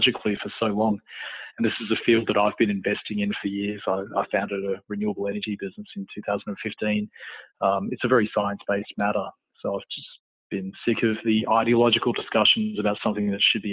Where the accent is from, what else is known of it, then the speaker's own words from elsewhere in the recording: Canberra, Australian Capital Territory, Australia; moved away as an adult; also born or lived in Sydney / London / Croatia; I was born and raised in Canberra